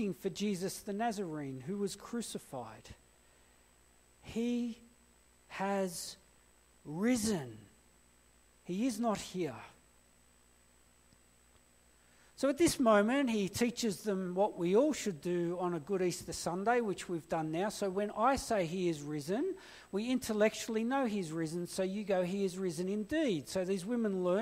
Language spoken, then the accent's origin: English; Blacktown, New South Wales, Australia; also born or lived in Blue Mountains; I grew up in Blacktown.